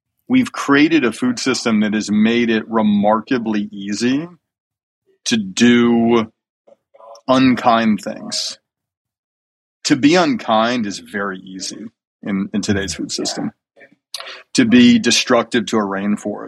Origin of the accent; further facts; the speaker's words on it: Alabama, United States; I grew up in Alabama eating chicken wings for dinner almost every night